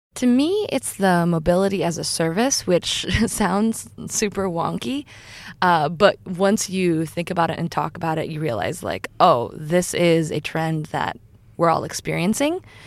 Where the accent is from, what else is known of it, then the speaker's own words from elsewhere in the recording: Iowa, United States; I'm from Iowa, which is a fairly rural state in the U S